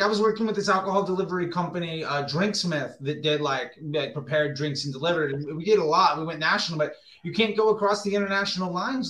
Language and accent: English; United States